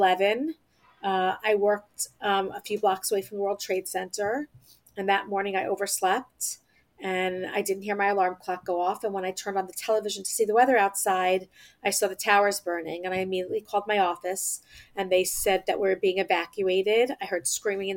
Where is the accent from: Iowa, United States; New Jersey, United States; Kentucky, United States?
New Jersey, United States; Lakewood; I grew up in New Jersey in a town called Lakewood.